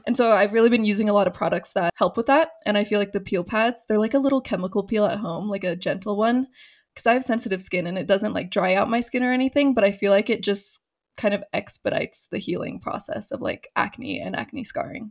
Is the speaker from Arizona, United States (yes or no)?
yes; Phoenix, Arizona, United States; moved away as an adult; also born or lived in Los Angeles; now in Denver, United States; I was born and raised in Phoenix